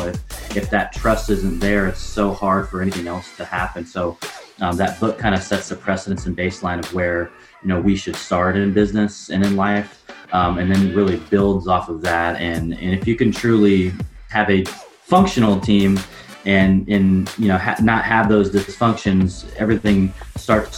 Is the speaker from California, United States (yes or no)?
no; Portland, Oregon, United States; my hometown of Portland, Oregon